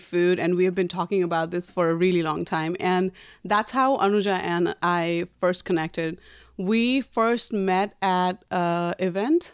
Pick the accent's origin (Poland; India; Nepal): Nepal; now in New York, United States; I was born and raised in Nepal, and I came to America about twelve years ago.